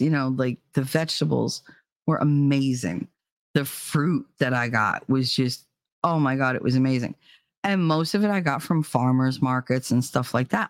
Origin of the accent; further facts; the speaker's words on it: New Jersey, United States; moved away; I'm born and raised in Jersey